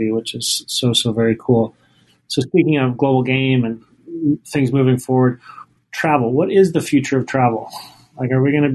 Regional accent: Salt Lake City, Utah, United States; now in Boston, United States; I grew up in Salt Lake City

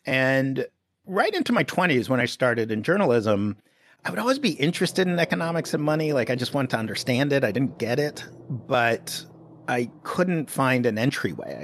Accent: New York City, New York, United States; I grew up in Greenwich Village in the seventies

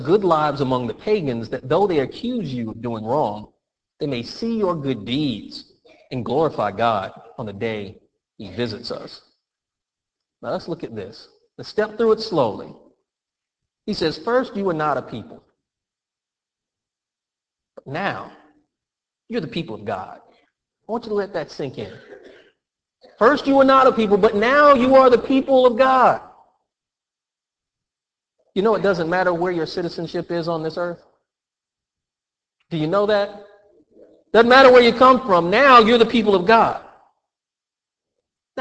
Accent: Florida, United States; I'm a Floridian. I was born and raised in Florida

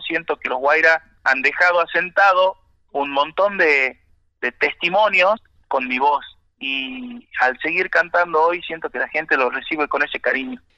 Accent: Salta, Argentina; yo salí de un, lugar de Salta muy humilde

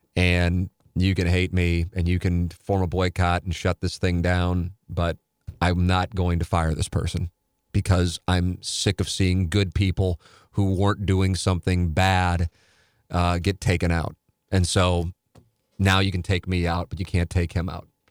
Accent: St. Louis, Missouri, United States; growing up in South St. Louis

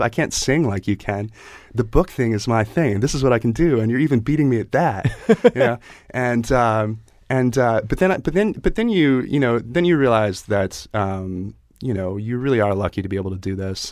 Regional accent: Chester County, Pennsylvania, United States; Chester County, Pennsylvania, like, uh, horse country

